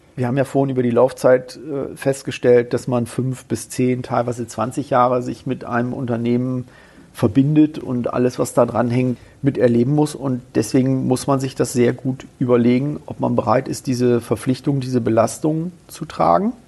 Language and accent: German; Bremen, Germany; now in Kassel, Germany; ich komme ja ursprünglich aus Bremen